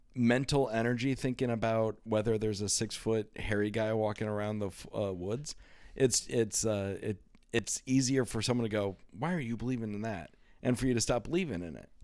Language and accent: English; Iowa, United States; growing up in Iowa